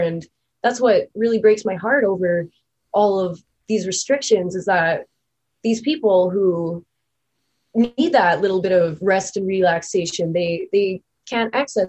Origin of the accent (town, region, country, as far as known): Thunder Bay, Ontario, Canada